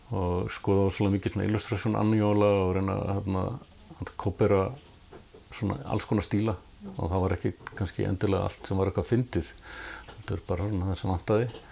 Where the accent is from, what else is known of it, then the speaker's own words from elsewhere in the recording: Reykjavík, Capital Region, Iceland; Ég ólstu upp á Sogaveginum í Þýkörfi og, og eh, bjóð þar til alveg til tvítugs